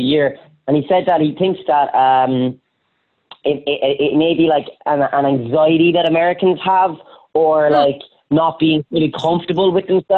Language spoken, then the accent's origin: English; Ireland; as an Irish person